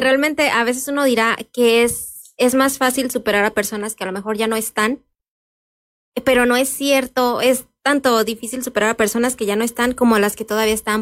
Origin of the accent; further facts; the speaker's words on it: Santa Clara, Michoacán, Mexico; yo eh, soy originaria de Santa Clara, ahí eh, crecí y he vivido pues todos estos años